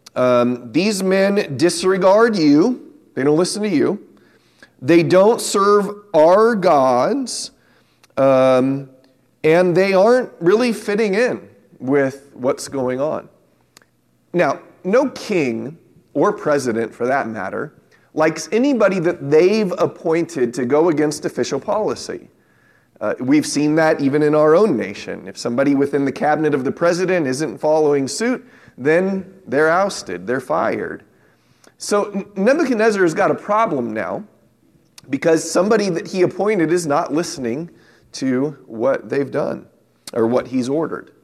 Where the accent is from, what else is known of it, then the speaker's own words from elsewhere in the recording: San Diego, California, United States; when I was a young man growing up in San Diego